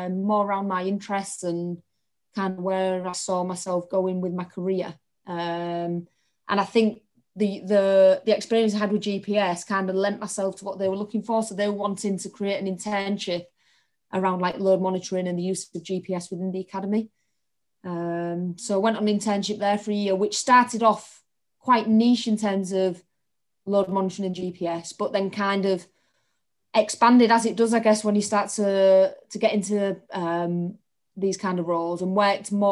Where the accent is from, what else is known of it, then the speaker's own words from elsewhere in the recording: Hull, Yorkshire and the Humber, United Kingdom; I'm from Hull, which you can probably tell from my accent